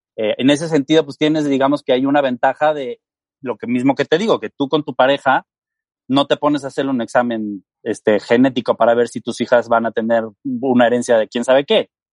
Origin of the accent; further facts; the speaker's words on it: Mexico; yo soy mexicano